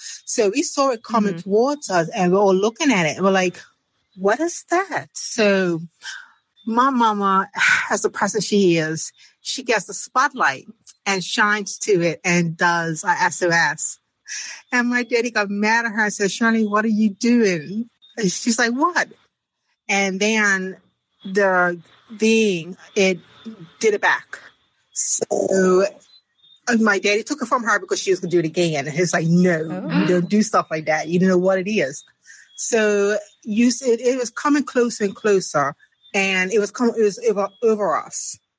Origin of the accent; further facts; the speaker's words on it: Bermuda; from Bermuda.